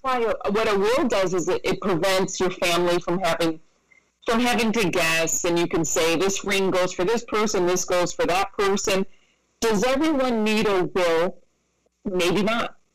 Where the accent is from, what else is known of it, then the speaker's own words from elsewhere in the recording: Rochester, New York, United States; moved away; I'm from Rochester, New York. So I'm from I'm from upstate New York.